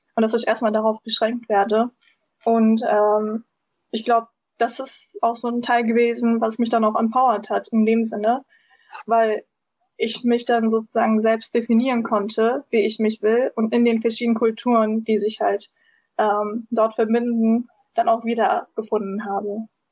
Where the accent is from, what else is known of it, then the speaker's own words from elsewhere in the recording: Berlin, Germany; aus Berlin und bin auch Berlinerin